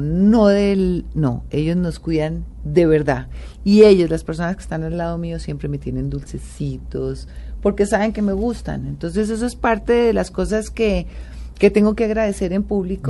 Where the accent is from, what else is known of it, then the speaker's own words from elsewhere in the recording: Colombia; como colombiana